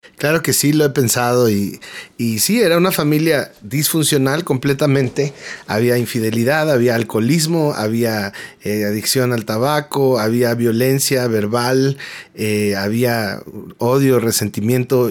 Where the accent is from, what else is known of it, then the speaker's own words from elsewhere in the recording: Mexico City, Mexico; soy mexicano, nacido en la Ciudad de México